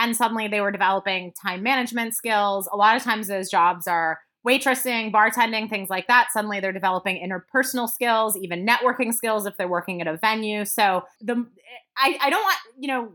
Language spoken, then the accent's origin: English; Midwest, United States; moved away; also born or lived in Wisconsin; I'm from the Midwest originally